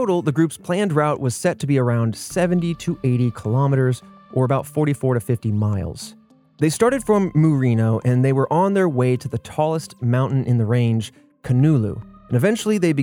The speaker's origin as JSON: {"language": "English", "region": "Indiana", "country": "United States", "tie": "born or raised there", "moved": "yes", "lives_now": "Texas, United States", "said": "I grew up in Indiana, living in Texas."}